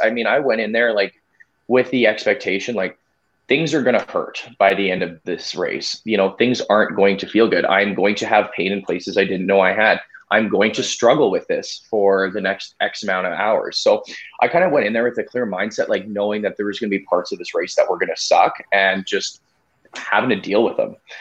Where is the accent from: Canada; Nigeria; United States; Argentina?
Canada; Winnipeg, Manitoba; I'm from Winnipeg, uh, Manitoba, Canada.